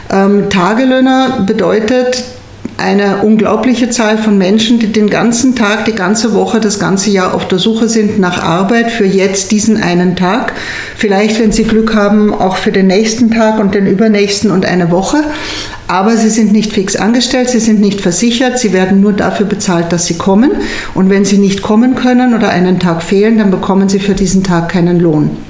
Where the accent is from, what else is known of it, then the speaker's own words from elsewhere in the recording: Austria; Und das ist natürlich für kenianische Verhältnisse, es wäre auch bei uns in Österreich ein super tolles Gehalt, zweieinhalbtausend Euro.